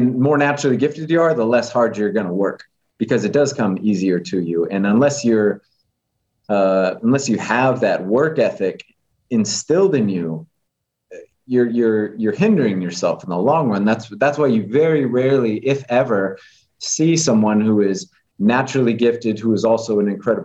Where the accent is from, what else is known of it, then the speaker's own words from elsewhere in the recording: Las Vegas, Nevada, United States; growing up in Vegas and the way that I came up